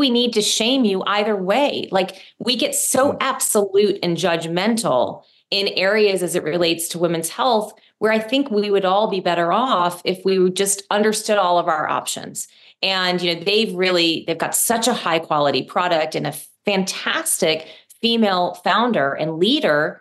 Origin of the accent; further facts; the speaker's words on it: Rochester, New York, United States; I'm from upstate New York, Rochester. I grew up in like a blue collar town